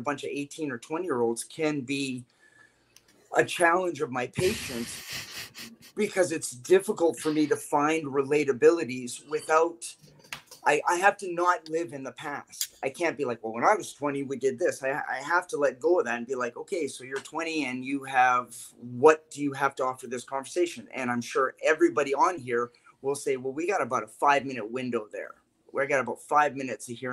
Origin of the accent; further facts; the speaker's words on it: Canada; we're all Canadian